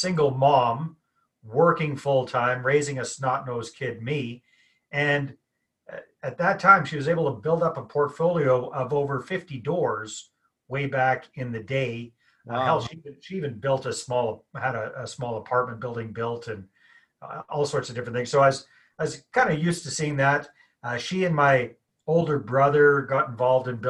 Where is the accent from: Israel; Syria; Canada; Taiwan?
Canada; accent: Canadian; I'm Canadian, got the accent going here. Born and raised up in a hick town in the middle of nowhere.